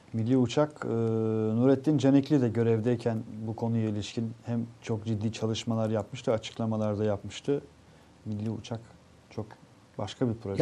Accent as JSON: {"language": "Turkish", "town": "İnegöl", "region": "Bursa", "country": "Turkey", "said": "kurtuluş günü olan İnegöl'den"}